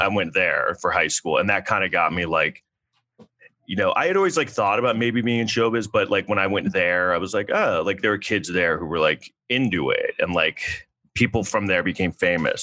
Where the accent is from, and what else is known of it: New York City, New York, United States; born or raised there; also born or lived in Southampton, Long Island